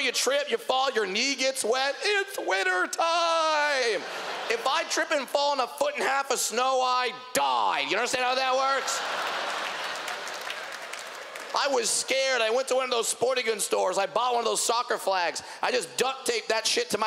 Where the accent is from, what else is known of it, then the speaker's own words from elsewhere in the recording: Southern California, United States; I'm from Southern California